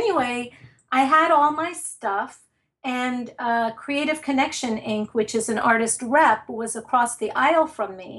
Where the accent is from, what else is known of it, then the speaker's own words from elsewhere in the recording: New York City, New York, United States; moved away as an adult; now in New Jersey, United States; I am from Brooklyn